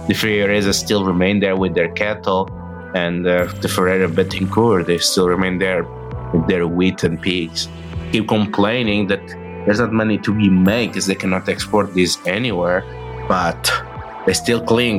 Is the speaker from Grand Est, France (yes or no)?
no; Paris, Île-de-France, France; born there; Well, yeah. Well, I was born in Paris.